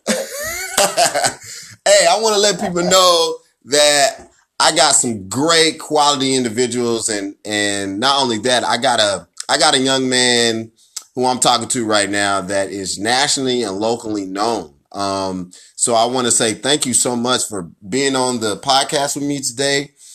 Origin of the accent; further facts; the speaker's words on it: Wyandotte County, Kansas, United States; I'm from Wyandotte County, Kansas